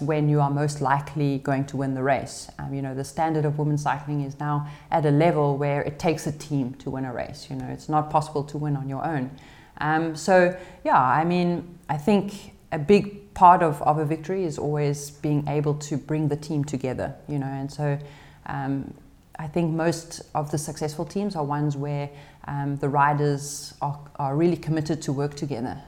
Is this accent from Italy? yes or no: no; South Africa; moved away; being a South African racing abroad in Europe